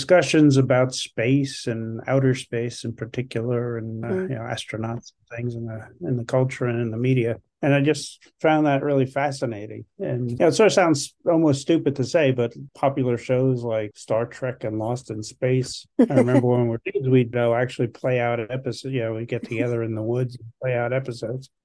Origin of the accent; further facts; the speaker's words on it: New York City, New York, United States; moved away as an adult; also born or lived in Ithaca, New York / Philadelphia, Pennsylvania; now in Maryland, United States; I grew up in Queens, New York